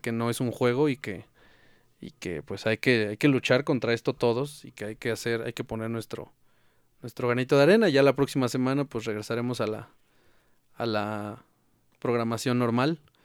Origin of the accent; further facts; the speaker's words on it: Mexico; como mexicanos, pues nunca nos hemos dejado vencer